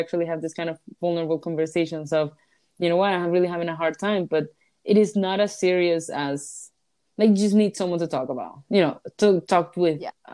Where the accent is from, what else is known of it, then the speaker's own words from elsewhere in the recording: Maracaibo, Zulia, Venezuela; first language Spanish; English is a second language; moved away; I'm from Maracaibo.